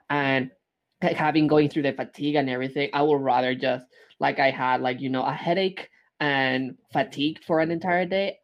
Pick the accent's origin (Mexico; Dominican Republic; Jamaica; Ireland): Mexico; moved away; growing up in Mexico